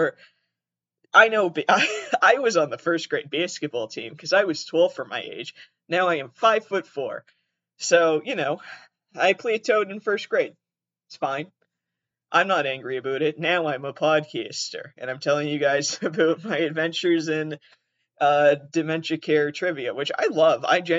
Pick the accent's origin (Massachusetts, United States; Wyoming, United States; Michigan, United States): Massachusetts, United States; I'm from Massachusetts. I'm originally from southeastern Massachusetts. So, you know, nothing there. And nobody there sounds like me.